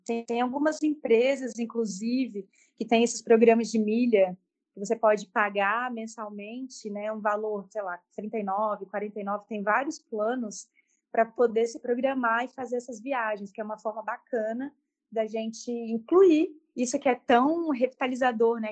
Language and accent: Portuguese; Brasília, Federal District, Brazil; moved away as an adult; now in Chapada dos Veadeiros, Brazil; nasci em Brasília, mas atualmente moro na Chapada dos Veadeiros, no interior do Nordeste goiano